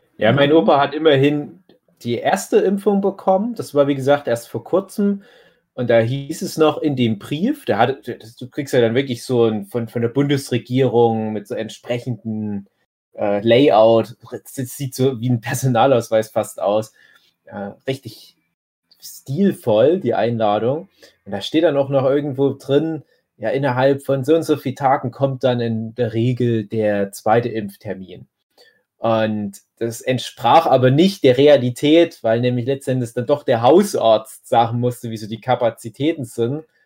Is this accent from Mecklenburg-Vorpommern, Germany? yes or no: no; Erzgebirge, Saxony, Germany; auf einmal hat das Erzgebirge und halt auch mein Heimatdorf extrem erwischt